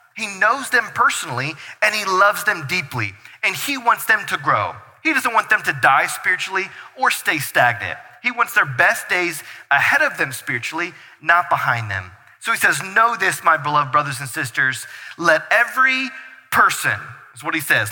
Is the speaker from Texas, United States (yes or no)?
no; North Carolina, United States; now in Brighton, United States; we're from North Carolina, and so like plants were like a thing because we had something called grass and soil that we owned in our backyard